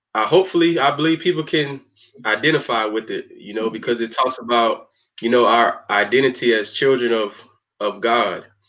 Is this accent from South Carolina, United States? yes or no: yes; Spartanburg, South Carolina, United States; I'm from Spartanburg, South Carolina